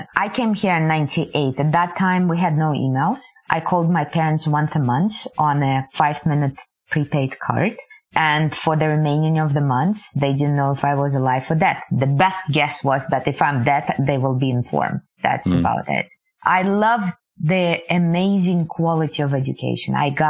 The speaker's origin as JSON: {"language": "English", "country": "Kazakhstan", "tie": "born there", "said": "I was born in the Soviet Union, the part of the Soviet Union that is now called Kazakhstan."}